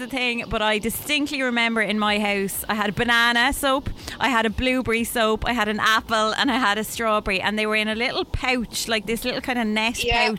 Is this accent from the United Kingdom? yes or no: no; Wexford, Leinster, Ireland; I'm from Wexford.